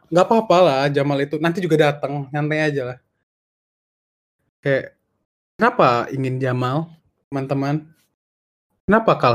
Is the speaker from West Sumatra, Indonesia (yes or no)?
no; Medan, North Sumatra, Indonesia; now in Bandung, Indonesia; Jadi gue aslinya orang Medan, terus tinggal di Bandung.